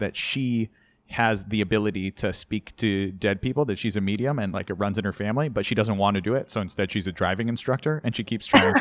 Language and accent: English; New York City, New York, United States; growing up in New York City